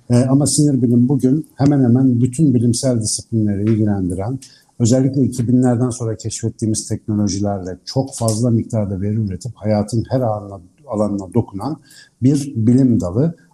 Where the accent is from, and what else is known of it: Ankara, Turkey